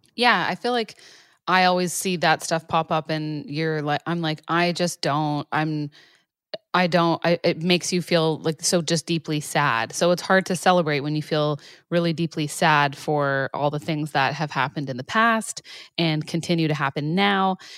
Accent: Canada; being Canadian

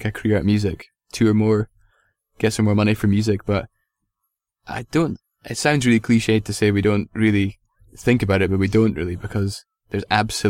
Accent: Milwaukee, Wisconsin, United States; from Milwaukee.

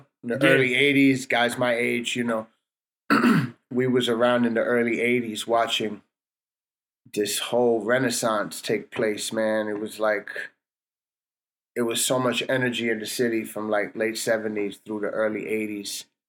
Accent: New York, United States; New York, yeah. Home base, man. Never left. As far as, you know, residential-wise, I'm a New Yorker to the heart, B.

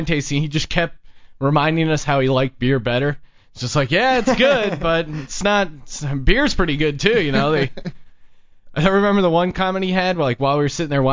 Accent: Pennsylvania, United States; moved away; I grew up in Pennsylvania

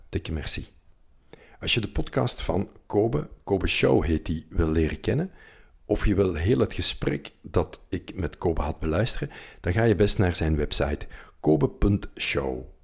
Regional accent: Balen, Flanders, Belgium; moved away as an adult; Dat is de Kempen, dat, dat, dat is de plek waar ik ben opgegroeid.

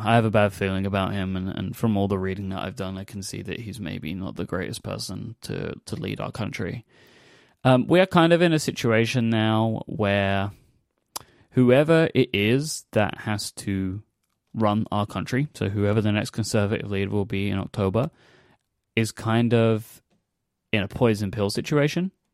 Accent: London, United Kingdom; my hometown

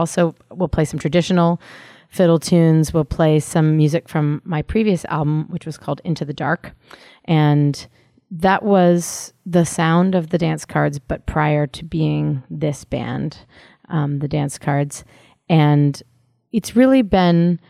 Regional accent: San Francisco, California, United States; now in Boston, United States; growing up in San Francisco and moving to Boston

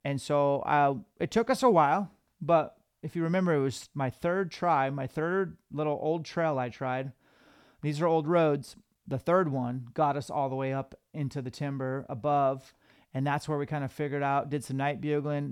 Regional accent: Washington, United States; we're from Washington

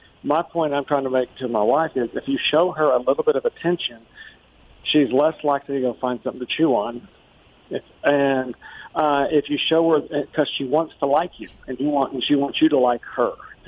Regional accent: Nashville, Tennessee, United States; I am calling from Nashville, Tennessee.

